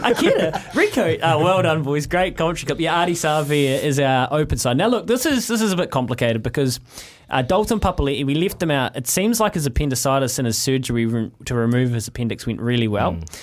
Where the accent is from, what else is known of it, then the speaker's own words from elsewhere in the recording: North Canterbury, New Zealand; Growing up in North Canterbury